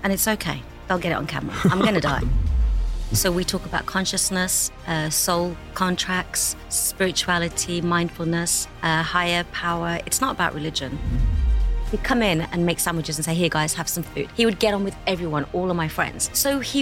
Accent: Birmingham, West Midlands, United Kingdom; now in Dubai, United Arab Emirates; my hometown in Birmingham

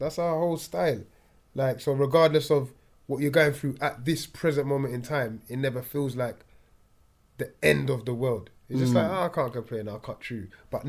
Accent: Jamaica; We put the palm trees. I'm from Jamaica.

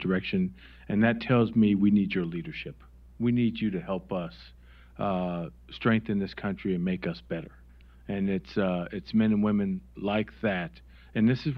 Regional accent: Wisconsin, United States; moved away; I'm from Wisconsin

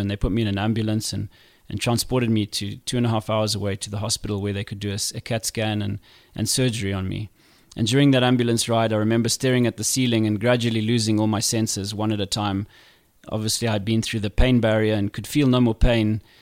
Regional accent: Zimbabwe; Growing up in Zimbabwe was not easy as a kid.

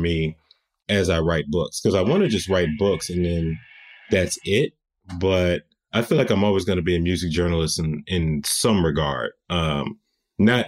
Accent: United States; accent: American; now in New York, United States; once they heard my accent, then they started treating me like, oh, you're American

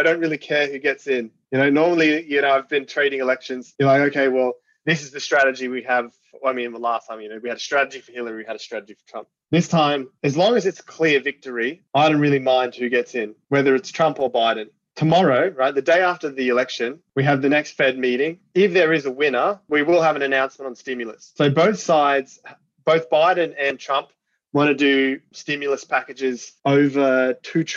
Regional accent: Australia; I'm Australian

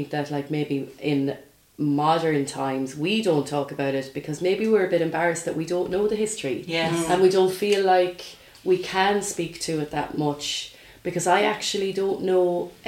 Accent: Dunmore, Connacht, Ireland; I'm from Dunmore, County Galway

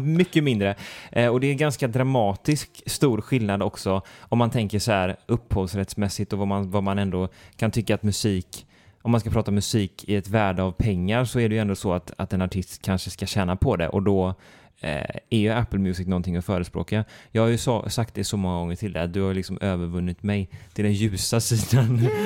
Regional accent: Sweden; jag som svensk

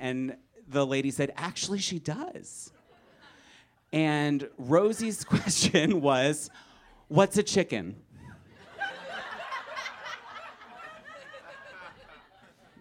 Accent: Philadelphia, Pennsylvania, United States; I grew up in Philadelphia

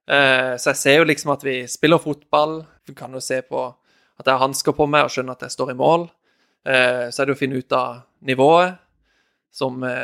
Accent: Norway; moved away as an adult; familien min hjemme i Norge

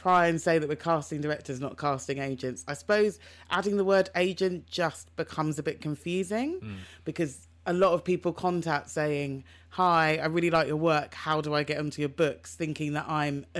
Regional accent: London, United Kingdom; I'm a girl from South London.

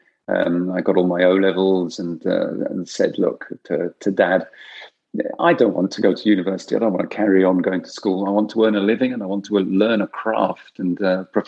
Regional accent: Kent, South East England, United Kingdom; first language French; English is a second language; I was born in this country, in Kent, but I was raised as a French child. So my first language, surprisingly enough, was French

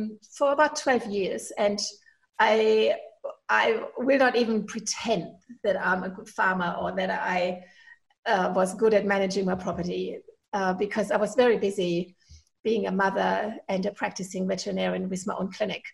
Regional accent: Germany; accent: German; English is a second language; moved away as an adult; now in Inverell, Australia; apologize for my accent, because I'm originally from Germany, and I never got rid of my accent.

